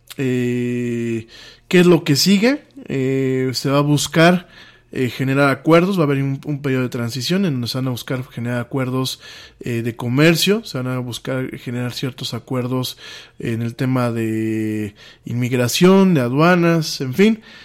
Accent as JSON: {"language": "Spanish", "country": "Mexico", "said": "en mi país pasa esto"}